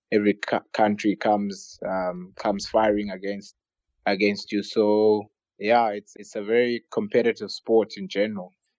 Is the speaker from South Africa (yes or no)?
yes; South Africa; growing up in South Africa